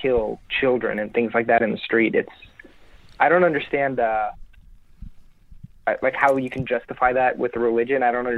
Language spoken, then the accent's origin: English; Florida, United States; But I grew up in Florida, which is not much better, but I'm in my 20s, so I grew up through 9/11, and being a Muslim kid in middle school during that time was not very fun.